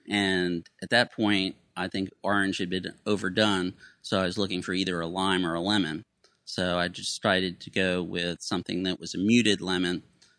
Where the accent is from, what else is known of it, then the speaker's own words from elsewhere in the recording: Tampa, Florida, United States; I'm from Tampa, Florida.